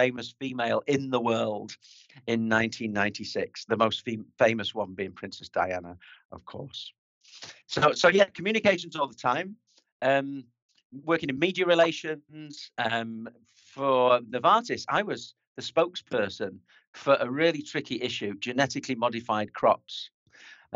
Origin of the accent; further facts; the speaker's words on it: near Manchester, North West England, United Kingdom; accent: north of England; moved away as an adult; also born or lived in Basel, Switzerland; now in Alsace, France; I was brought up in the north of England near to Manchester